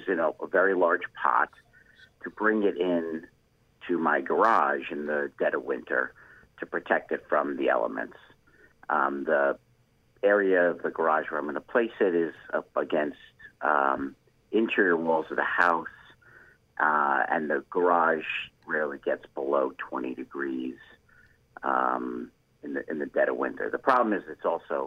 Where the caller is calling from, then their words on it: Deerfield, Illinois, United States; I'm calling from Deerfield, Illinois, just down the road from the Chicago Botanic Garden